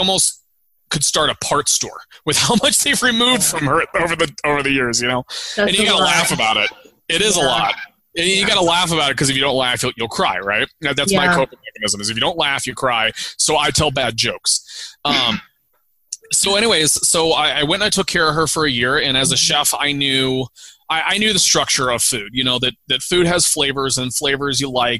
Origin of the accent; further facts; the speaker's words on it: St. Louis, Missouri, United States; moved away; also born or lived in Colorado; I'm from St. Louis, Missouri, and St. Louis, Missouri is a cooking town